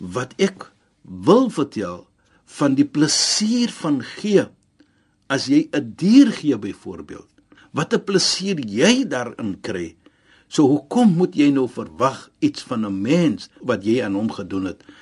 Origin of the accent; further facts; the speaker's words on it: South Africa; ons as Suid-Afrikaners